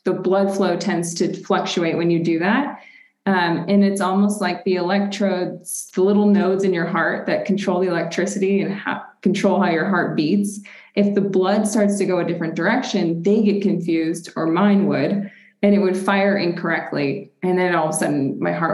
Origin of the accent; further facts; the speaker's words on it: Rochester, New York, United States; now in Denver, United States; I'm originally from Rochester, New York. So Western New York, we like to say we're honorary Canadians